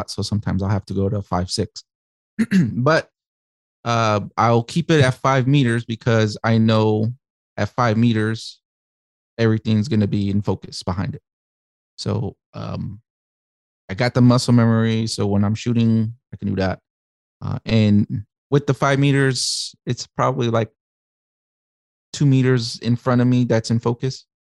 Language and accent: English; Chicago, Illinois, United States; so I'm from Chicago.